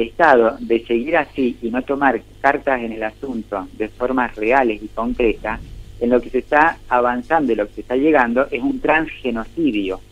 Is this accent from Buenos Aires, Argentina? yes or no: no; Maipú, Mendoza, Argentina; Yo nací aquí en Maipú, en Mendoza, en Argentina